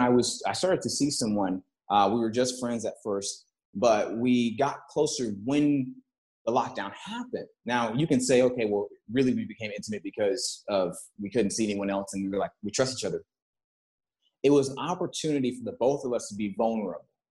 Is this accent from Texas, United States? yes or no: yes; Texas, United States; moved away; I come from Texas.